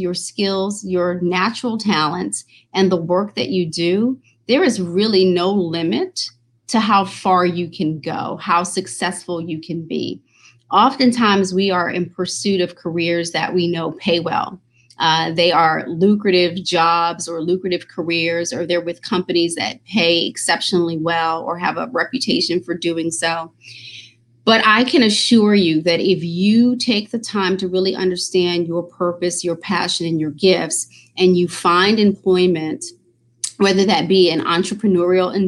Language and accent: English; New York, United States; moved away as an adult; also born or lived in Maryland; I'm originally from New York.